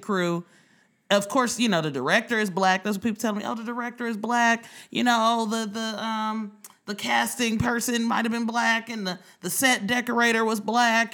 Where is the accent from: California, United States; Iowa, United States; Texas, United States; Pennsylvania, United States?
California, United States; Oakland; now in New York, United States; I'm from Oakland